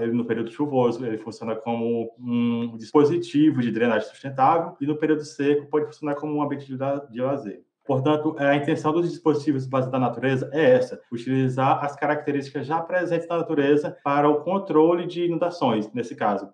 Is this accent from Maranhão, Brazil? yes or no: yes; interior of Maranhão, Brazil; sou do interior do Maranhão